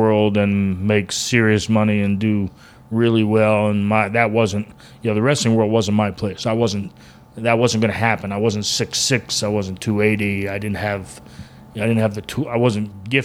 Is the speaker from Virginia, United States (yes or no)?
no; Tampa, Florida, United States; growing up in Tampa.